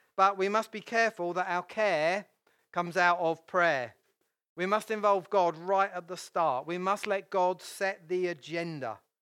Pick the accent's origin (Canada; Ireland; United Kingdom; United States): United Kingdom; I'm British